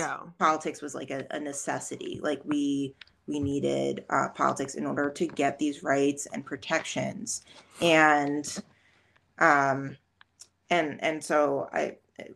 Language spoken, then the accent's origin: English; Jersey Shore, New Jersey, United States; now in Scranton, United States; because I'm from New Jersey originally, but represent Jersey Shore girl.